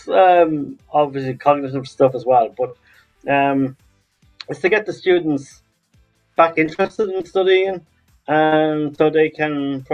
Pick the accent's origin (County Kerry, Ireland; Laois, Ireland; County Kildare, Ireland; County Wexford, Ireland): Laois, Ireland; now in Dublin, Ireland; originally from County Leash here in Ireland, but I live in Dublin